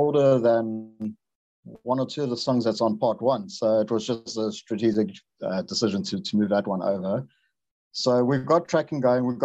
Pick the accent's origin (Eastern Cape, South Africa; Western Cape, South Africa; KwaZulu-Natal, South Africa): KwaZulu-Natal, South Africa; Durban; Durban, in my hometown